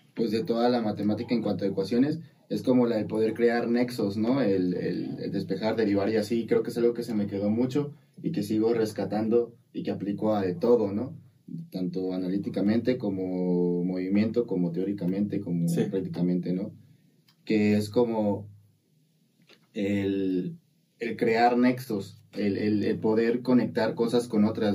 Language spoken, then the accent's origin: Spanish; Coatzacoalcos, Veracruz, Mexico; un colegio en el que yo asistía en Coatzacoalcos, ya de ahí soy de Coatzacoalcos